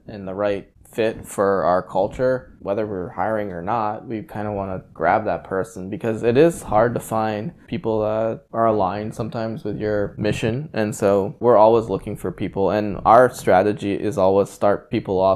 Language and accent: English; Bowie, Maryland, United States; now in Annapolis, United States; I grew up in Bowie